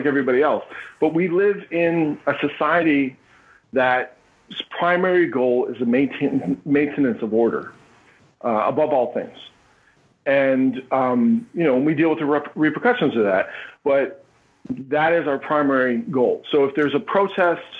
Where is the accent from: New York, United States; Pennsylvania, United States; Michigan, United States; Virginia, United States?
Pennsylvania, United States; Philadelphia; I'm from Philly